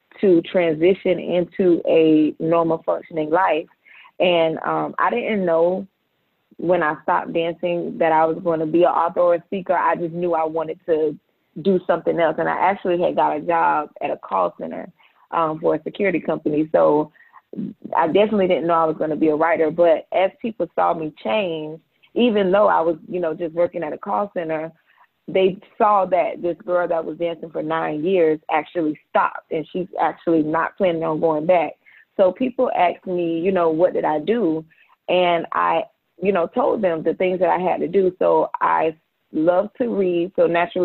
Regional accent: Jacksonville, Florida, United States; also born or lived in Ventura, California; we moved to Jacksonville, where we reside at now

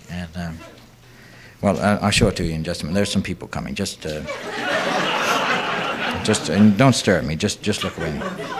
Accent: Iowa, United States; See, but, see, we're from Iowa, and we really don't get that many hurricanes, you know.

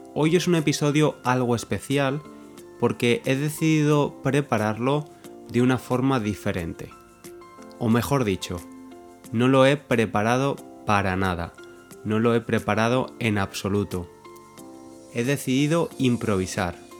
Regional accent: Valencia, Valencian Community, Spain; moved away as an adult; now in London, United Kingdom; aunque soy español, soy de Valencia, que es una de las ciudades más grandes en España, en el este de España

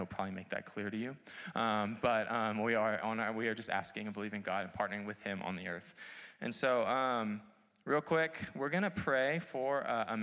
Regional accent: United States

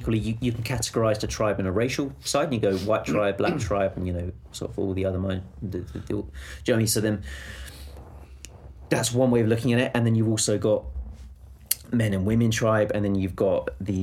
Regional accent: England, United Kingdom; as the English

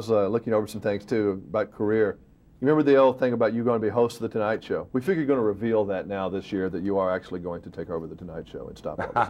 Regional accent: Montgomery, United States; also born or lived in Tennessee; when I was a kid growing up in Montgomery.

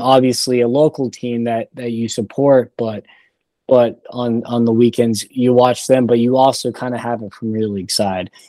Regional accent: Raleigh, North Carolina, United States; I grew up in Raleigh

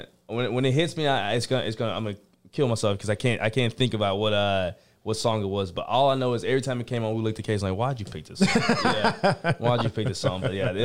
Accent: Georgia, United States; because I'm from Georgia.

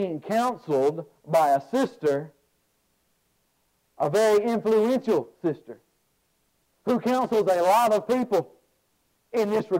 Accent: Alabama, United States; I'm a guy from Alabama

